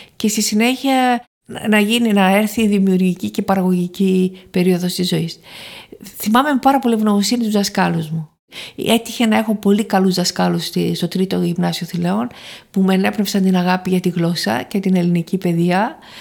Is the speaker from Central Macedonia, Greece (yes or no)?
yes; Thessaloniki, Central Macedonia, Greece; also born or lived in Paris, France; Γεννήθηκα στη Θεσσαλονίκη